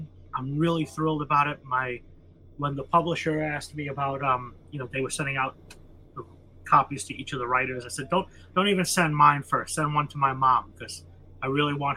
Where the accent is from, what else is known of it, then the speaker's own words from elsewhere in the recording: United States; as an American